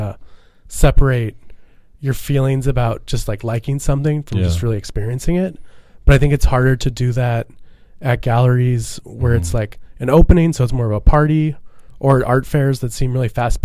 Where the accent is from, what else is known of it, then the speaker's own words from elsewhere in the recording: St. Louis, Missouri, United States; now in New York, United States; When I was a kid, I was growing up in St. Louis